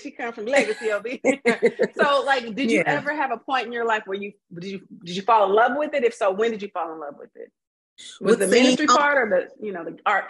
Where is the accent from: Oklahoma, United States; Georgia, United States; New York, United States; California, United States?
California, United States; Inglewood; I was born in Inglewood too.